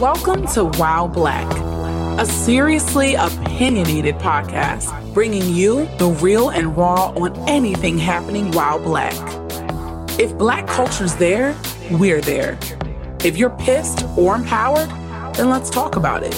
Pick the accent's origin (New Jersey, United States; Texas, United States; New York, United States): New Jersey, United States; I'm from Jersey